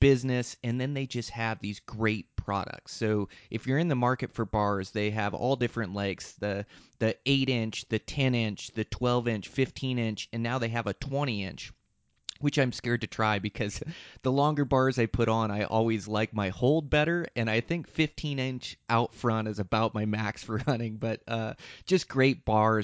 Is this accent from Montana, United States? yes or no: yes; Montana, United States; my home state of Montana